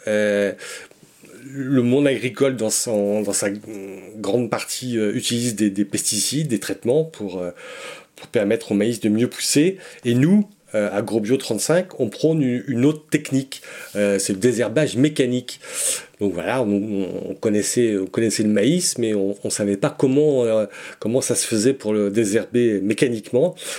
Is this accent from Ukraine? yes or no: no; Breton, Brittany, France; on est breton, hein, donc on est répartis sur la Bretagne